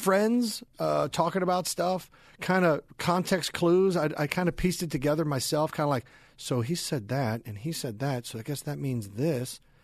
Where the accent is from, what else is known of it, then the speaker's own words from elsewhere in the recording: Overland Park, Kansas, United States; also born or lived in Louisville; I was born in Louisville, but I was raised in Overland Park, Kansas.